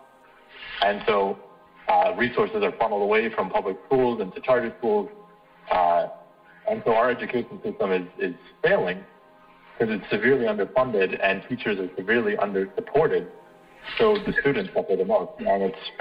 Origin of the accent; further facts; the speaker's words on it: United States; I was a son of immigrants. I was very fortunate to grow up in this country